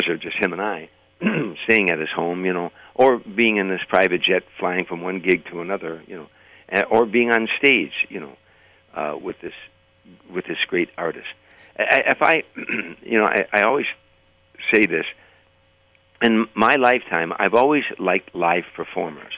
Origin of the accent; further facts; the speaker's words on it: Chicago, Illinois, United States; moved away; also born or lived in Burbank; I was raised on the South Side